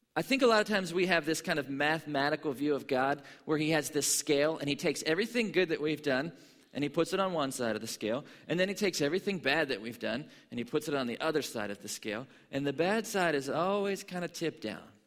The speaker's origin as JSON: {"language": "English", "town": "Pittsburgh", "region": "Pennsylvania", "country": "United States", "tie": "born or raised there", "said": "I grew up in Pittsburgh, Pennsylvania"}